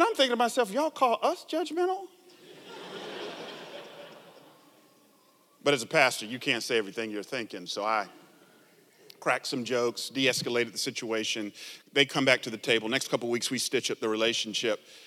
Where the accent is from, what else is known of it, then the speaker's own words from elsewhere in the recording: Atlanta, Georgia, United States; now in San Jose, United States; I grew up in Atlanta, down south, 70s and 80s